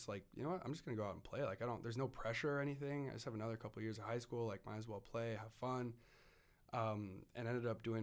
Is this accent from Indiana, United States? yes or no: no; Idaho, United States; growing up in Idaho